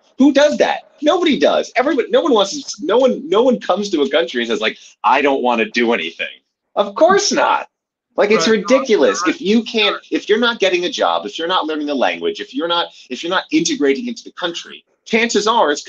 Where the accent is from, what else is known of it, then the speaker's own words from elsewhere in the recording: United States; now in Germany; the Americans like me that the AfD is okay with because I have the right color skin.